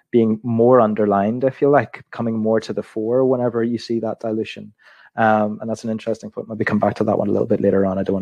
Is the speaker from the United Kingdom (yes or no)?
yes; Belfast, Northern Ireland, United Kingdom; I was born in Belfast in 1987 in the city hospital